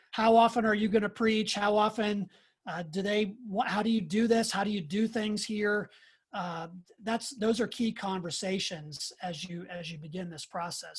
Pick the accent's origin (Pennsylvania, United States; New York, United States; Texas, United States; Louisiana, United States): Pennsylvania, United States; Pittsburgh; moved away; I'm from the Pittsburgh area. That's where I grew up